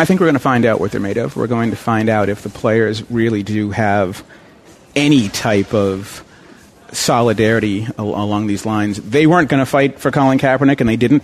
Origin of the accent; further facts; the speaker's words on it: Plymouth, Massachusetts, United States; also born or lived in Dorchester, Boston, Massachusetts; I grew up in Dorchester and then down in Plymouth